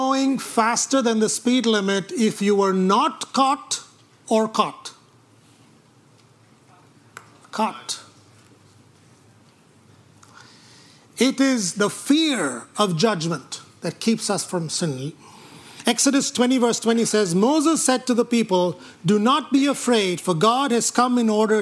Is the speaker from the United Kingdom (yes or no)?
no; India; moved away; When I grew up in India